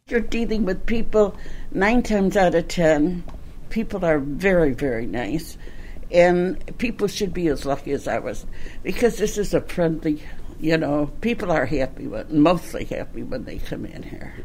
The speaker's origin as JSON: {"language": "English", "town": "Chicago", "region": "Illinois", "country": "United States", "tie": "born or raised there", "said": "was born in Bridgeport. I'm from the southwest side near Midway Airport"}